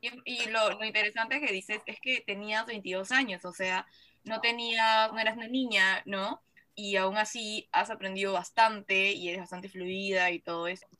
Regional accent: Peru; siendo hispanohablantes, exactamente siendo peruanos

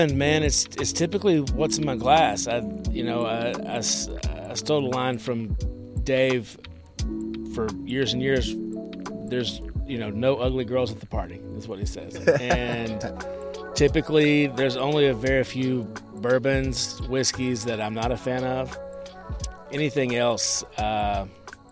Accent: Nashville, Tennessee, United States; I grew up in Nashville

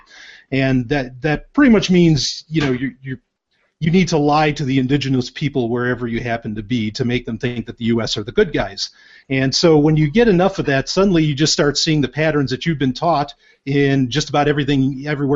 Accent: New York, United States; I grew up in New York.

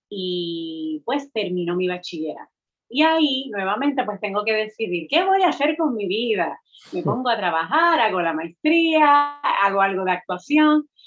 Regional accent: Utuado, Puerto Rico; also born or lived in Mayagüez; soy del pueblo de Utuado, criada en la montaña, eh, pero cuando decido irme a la universidad me voy al Colegio de Mayagüez, a la UPR

